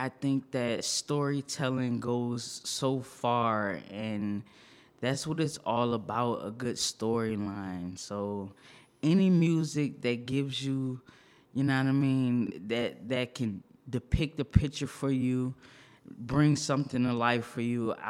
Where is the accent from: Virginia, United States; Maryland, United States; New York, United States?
Virginia, United States; Norfolk; also born or lived in Long Beach, California, United States; I'm a Navy baby. I was born in Long Beach, California. My family is originally from New Orleans. I went to high school in Norfolk, Virginia. It's a big naval base there. So I grew up in Norfolk, Virginia.